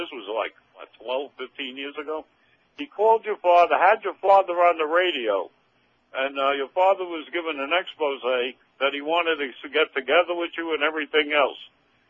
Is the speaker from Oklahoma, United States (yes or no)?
no; New York, United States; now in Coral Springs, United States; I'm from New York